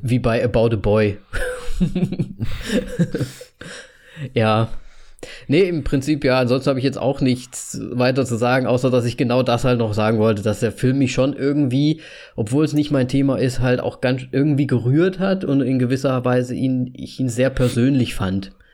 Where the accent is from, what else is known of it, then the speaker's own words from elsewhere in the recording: Hesse, Germany; now in Slovakia; Ich bin, ich bin in Deutschland zur Schule gegangen